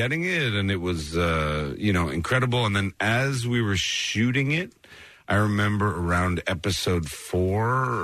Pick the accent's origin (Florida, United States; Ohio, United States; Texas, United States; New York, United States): New York, United States; White Plains; I'm from White Plains, New York